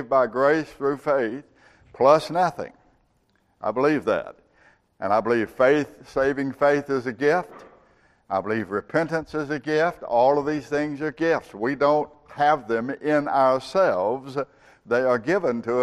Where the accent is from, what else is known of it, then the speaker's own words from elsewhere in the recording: Georgia, United States; I grew up with in Georgia